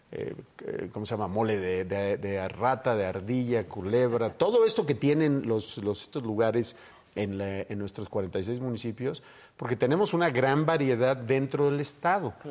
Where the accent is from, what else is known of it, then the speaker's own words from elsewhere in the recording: San Miguel de Allende, Guanajuato, Mexico; Yo soy de San Miguel